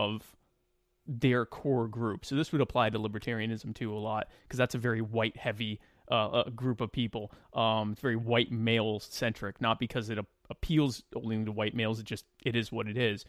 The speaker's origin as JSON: {"language": "English", "region": "Deep South", "country": "United States", "tie": "born or raised there", "lives_now": "Myrtle Beach, South Carolina, United States", "said": "I grew up in the Deep South. I'm in Myrtle Beach area of South Carolina"}